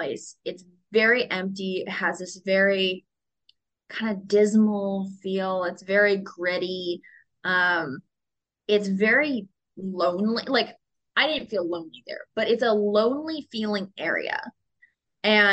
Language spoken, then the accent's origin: English; Seattle, Washington, United States; now in Los Angeles, United States; I grew up in Seattle